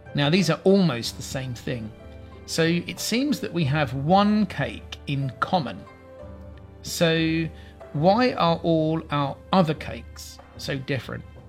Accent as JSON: {"language": "English", "region": "England", "country": "United Kingdom", "said": "I'm English"}